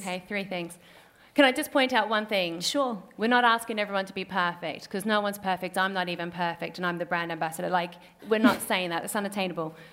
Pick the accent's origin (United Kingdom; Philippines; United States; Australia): Australia; North Queensland; accent: Australian; moved away; also born or lived in Papua New Guinea; the farm that I grew up on is in North Queensland